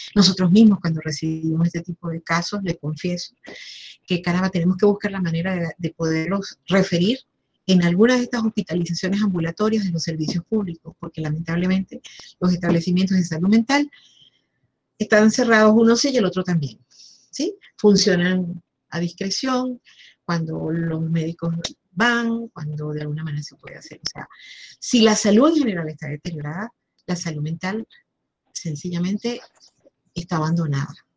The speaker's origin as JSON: {"language": "Spanish", "country": "Venezuela", "said": "como venezolanos"}